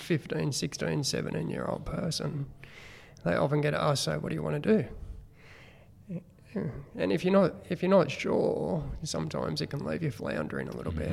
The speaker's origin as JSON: {"language": "English", "town": "Killcare", "region": "New South Wales", "country": "Australia", "tie": "born or raised there", "said": "I actually grew up at Kilcare, which is, um, well, back then it was a really small uh, community"}